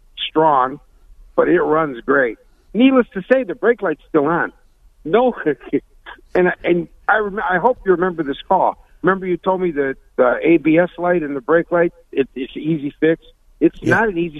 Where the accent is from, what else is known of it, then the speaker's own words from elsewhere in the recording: Cleveland, Ohio, United States; No, I'm from Cleveland, Ohio.